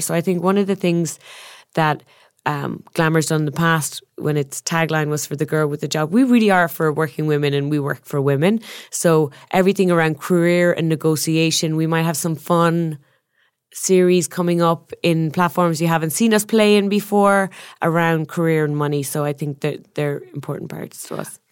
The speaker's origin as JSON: {"language": "English", "country": "Ireland", "moved": "yes", "said": "I'm Irish, the land of storytellers"}